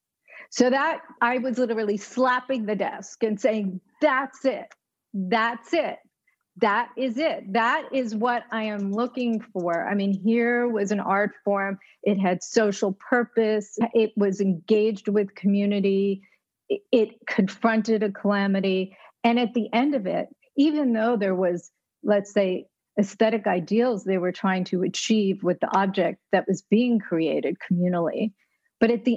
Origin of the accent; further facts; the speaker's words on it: New York, United States; I grew up in New York